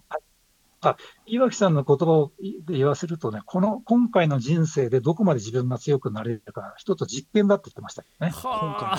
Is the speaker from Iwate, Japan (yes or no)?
yes; Iwate, Japan; 私東北人なんで